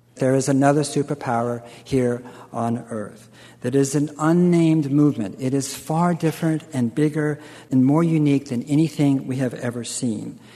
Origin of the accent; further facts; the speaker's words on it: California, United States; being Californian and, and, and going back many generations